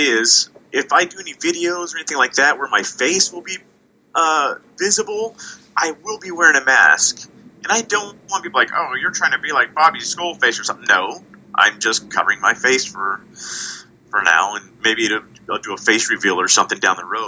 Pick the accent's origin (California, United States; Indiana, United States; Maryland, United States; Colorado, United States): California, United States; Long Beach; moved away; I grew up in Long Beach